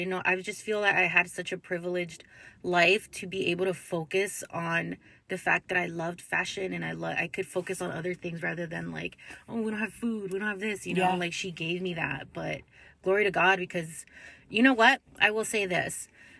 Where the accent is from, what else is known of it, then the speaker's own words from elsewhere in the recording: Lancaster, California, United States; I was born in Lancaster, California. It's like an hour and a half away from downtown LA. I grew up with my sister and my mom.